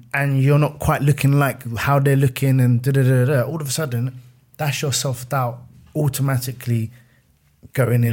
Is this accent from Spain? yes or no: no; Fort Heath, London, United Kingdom; I'm a kid from Fort Heath